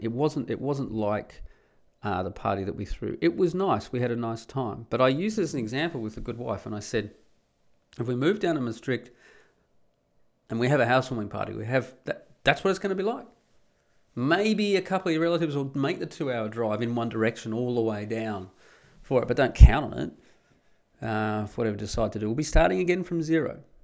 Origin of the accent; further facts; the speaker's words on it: Perth, Western Australia, Australia; moved away as an adult; now in Netherlands; I grew up in Perth in Western Australia.